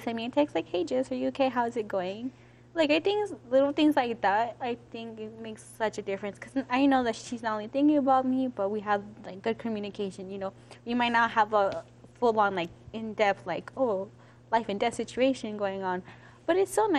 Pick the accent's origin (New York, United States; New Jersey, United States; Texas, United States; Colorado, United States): Colorado, United States; Aurora; I'm from Aurora